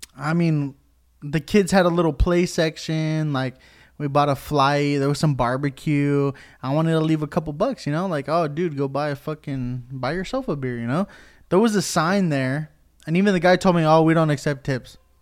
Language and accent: English; Puerto Rico; I'm Puerto Rican, and I think I've told, like, four people that I'm Puerto Rican